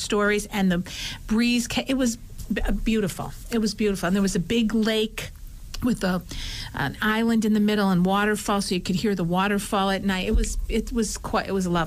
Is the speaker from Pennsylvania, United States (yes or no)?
yes; Scranton, Pennsylvania, United States; we're from Scranton